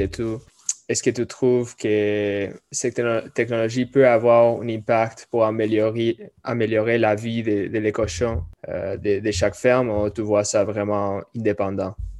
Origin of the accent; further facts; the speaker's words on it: California, United States; now in Quebec, Canada; je viens de la Californie